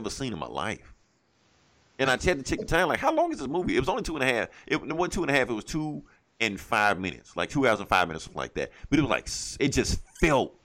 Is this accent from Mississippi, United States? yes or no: yes; Vicksburg, Mississippi, United States; now in Jackson, United States; I stay in Mississippi. The movie wasn't even being shown in Vicksburg, my hometown